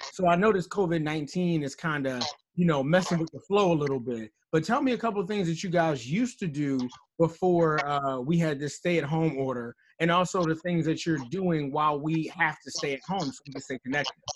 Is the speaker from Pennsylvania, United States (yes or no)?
yes; Philadelphia, Pennsylvania, United States; now in Towson, United States; being from Philadelphia, Pennsylvania